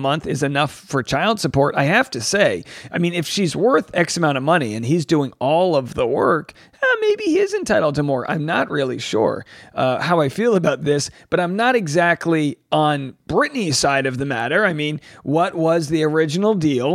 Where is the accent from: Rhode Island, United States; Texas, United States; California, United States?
Rhode Island, United States; I'm from Rhode Island